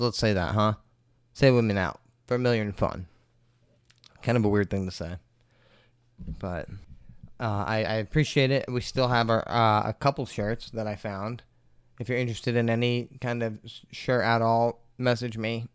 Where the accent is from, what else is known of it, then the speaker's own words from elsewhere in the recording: Maine, United States; my home state of Maine